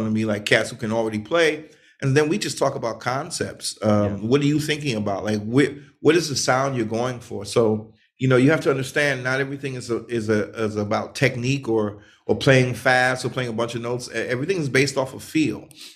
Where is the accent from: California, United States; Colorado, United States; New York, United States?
New York, United States; New York City; Growing up in New York